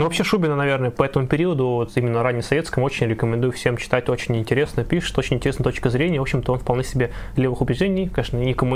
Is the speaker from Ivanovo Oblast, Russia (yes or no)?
yes; Ivanovo, Ivanovo Oblast, Russia; в моем родном городе